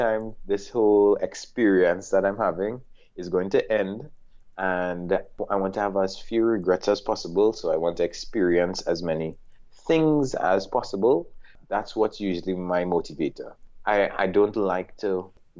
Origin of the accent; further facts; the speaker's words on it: Trinidad & Tobago; also born or lived in Washington, D.C. / Japan; in Trinidad and Tobago. I grew up mostly with my dad